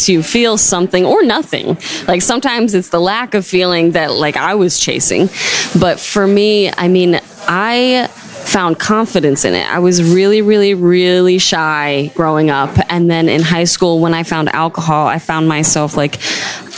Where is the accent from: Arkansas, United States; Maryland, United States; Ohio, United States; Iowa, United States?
Maryland, United States; Severna Park; also born or lived in Annapolis, Maryland; I like to call myself local, and that's because I grew up in Severna Park